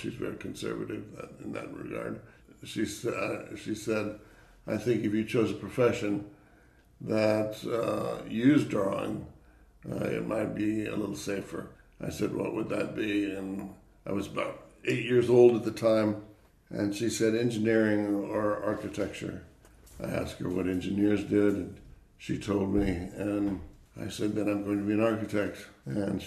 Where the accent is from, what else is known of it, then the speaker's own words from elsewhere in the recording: Indianapolis, Indiana, United States; I was born in Indianapolis, Indiana, to parents who were not in the field of architecture at all